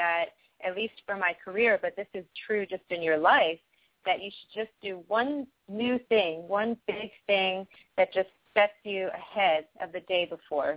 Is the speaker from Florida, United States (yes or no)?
yes; Miami, Florida, United States; I grew up in Miami, Florida